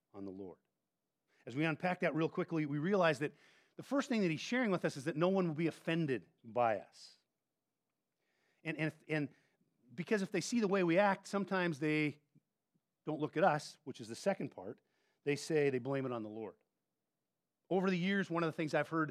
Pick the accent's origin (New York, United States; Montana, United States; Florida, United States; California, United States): Montana, United States; moved away; I grew up in Montana